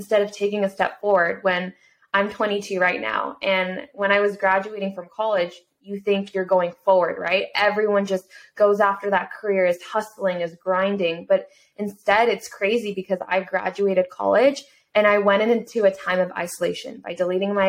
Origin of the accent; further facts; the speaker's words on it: United States; someone who came from an immigrant family in a single parent household as a Korean American growing up in America